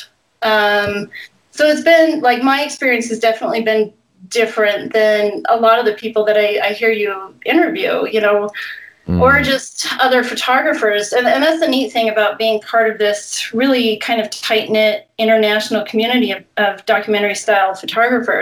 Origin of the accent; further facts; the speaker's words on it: Eugene, Oregon, United States; now in Wyoming, United States; I grew up in Oregon, in Western Oregon, Eugene.